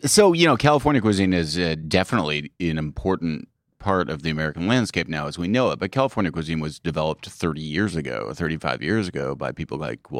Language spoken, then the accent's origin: English; Ottawa, Ontario, Canada; accent: Canadian; moved away as an adult; also born or lived in Montreal; now in United States; I'm from Ottawa.